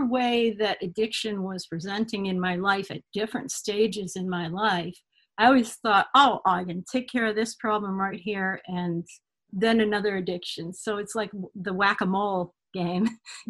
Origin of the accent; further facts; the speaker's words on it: Connecticut, United States; also born or lived in Martha's Vineyard / Adirondacks; I grew up in Connecticut, and I grew up in the Adirondacks, and I summered at my grandparents in Rhode Island on the shore in a little cottage.